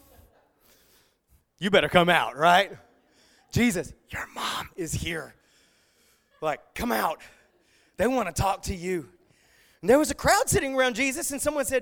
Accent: the South, United States; I grew up in the South

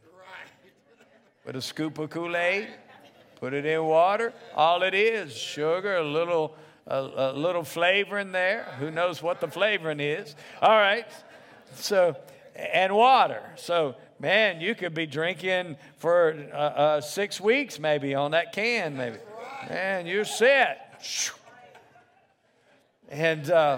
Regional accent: the South, United States; I grew up in the South

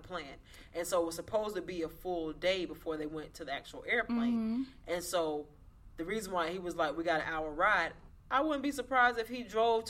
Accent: Florida, United States; we're from Florida. Well, I'm from Florida.

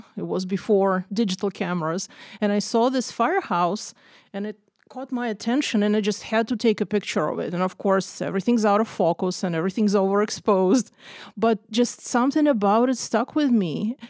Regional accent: Russia; moved away as an adult; also born or lived in Israel; now in Seattle, United States; Well, I was born in Russia, or really the Soviet Union, and I lived there till my early 20s. And then I moved to Israel, where I lived for about 5 years. And then I came to the greater Seattle in 1999.

